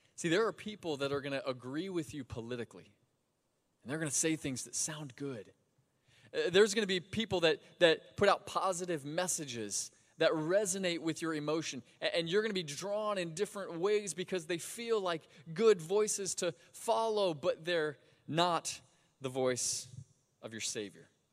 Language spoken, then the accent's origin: English; Sebring, Florida, United States; I grew up in Sebring, Florida, about two hours south of here.